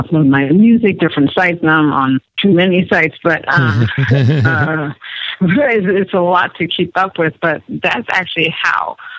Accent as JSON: {"language": "English", "country": "United States", "tie": "born or raised there", "also_born_or_lived": "Bethesda, Maryland", "said": "I was actually born in the States"}